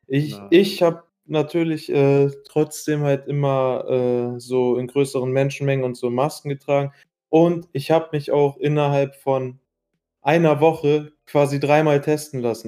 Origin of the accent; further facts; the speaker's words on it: Iraq; now in Germany; ich war äh, in meiner Heimat, äh, in Irak